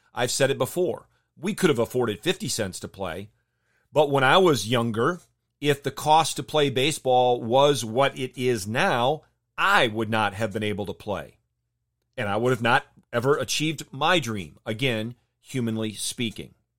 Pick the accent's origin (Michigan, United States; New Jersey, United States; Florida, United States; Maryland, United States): Michigan, United States; Jenison; I grew up in Jenison, Michigan